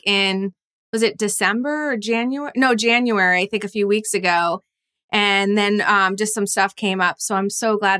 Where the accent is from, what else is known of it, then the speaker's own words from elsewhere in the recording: East Coast, United States; moved away as an adult; now in California, United States; I'm actually from the East Coast originally